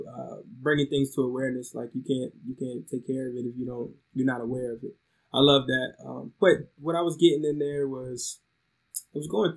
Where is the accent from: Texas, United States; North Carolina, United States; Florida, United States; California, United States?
North Carolina, United States; Oxford; moved away as an adult; also born or lived in DC Metro area; I'm from Oxford, North Carolina, near Raleigh-Durham area